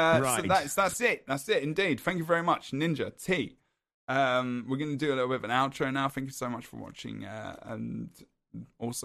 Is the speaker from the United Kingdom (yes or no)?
yes; England, United Kingdom; I'm English